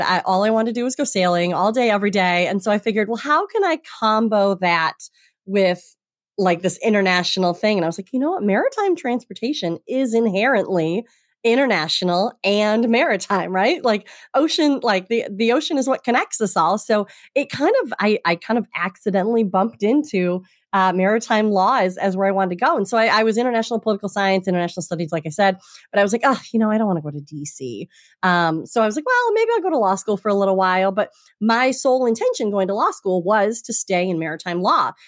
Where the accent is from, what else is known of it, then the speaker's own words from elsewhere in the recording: Traverse City, Michigan, United States; moved away as an adult; also born or lived in Holland, Michigan; now in Boston, United States; I'm from Michigan originally and grew up on the lakes